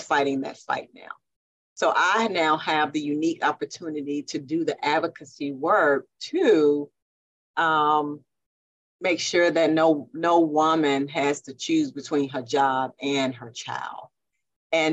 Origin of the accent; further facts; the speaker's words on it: Jackson, Mississippi, United States; I was born and raised right here in Jackson, Mississippi